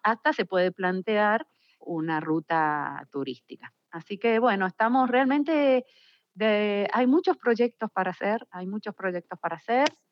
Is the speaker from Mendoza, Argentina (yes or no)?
yes; Mendoza, Argentina; now in San Juan, Argentina; Por más que soy mendocina